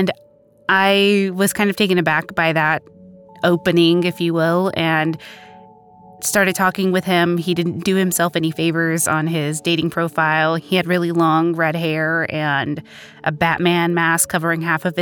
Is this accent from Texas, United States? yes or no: yes; Plano, Texas, United States; I'm originally from Plano, Texas, a small suburb of Dallas